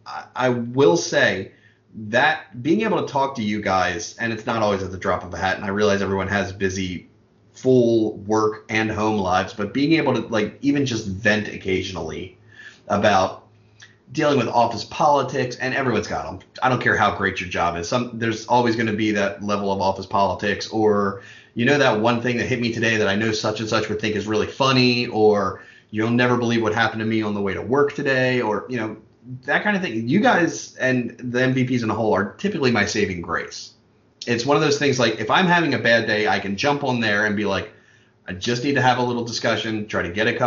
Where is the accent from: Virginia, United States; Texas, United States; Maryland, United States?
Maryland, United States; Baltimore; moved away as an adult; now in Pennsylvania, United States; I grew up born and bred in West Baltimore, born and raised with the parade ground. No, I'm not going to do that. But lived on the west side of Baltimore basically until I was 19 and then moved around a little bit and ended up in southern Pennsylvania.